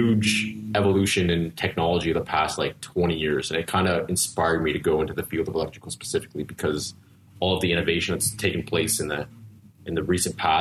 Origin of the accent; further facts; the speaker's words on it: Elliot Lake, Ontario, Canada; now in Ottawa, Canada; I'm from Northern Ontario. Elliot Lake, specifically.